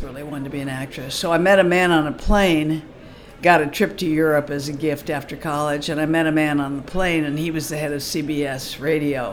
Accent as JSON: {"language": "English", "town": "Los Angeles", "region": "California", "country": "United States", "tie": "born or raised there", "also_born_or_lived": "London / Bel Air", "said": "I grew up in Hollywood and then in Bel Air."}